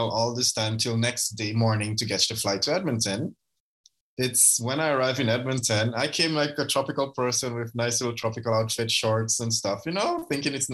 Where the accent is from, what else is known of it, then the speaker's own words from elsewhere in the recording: St. Lucia; moved away as an adult; also born or lived in Guyana; now in Canada; my dad moved me at first to St. Lucia for a better life. And later on, I grew up in St. Lucia, went to school there.